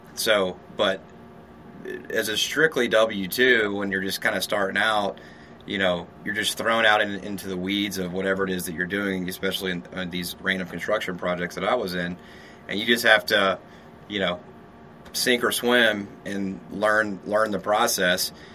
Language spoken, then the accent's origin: English; Shreveport, Louisiana, United States; moved away as an adult; also born or lived in San Diego, California; now in Austin, United States; I'm from Louisiana, Shreveport, Louisiana